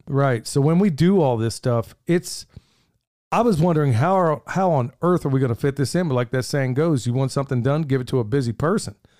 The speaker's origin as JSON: {"language": "English", "region": "Oklahoma", "country": "United States", "tie": "born or raised there", "moved": "yes", "said": "where I grew up in Oklahoma, nobody has a basement"}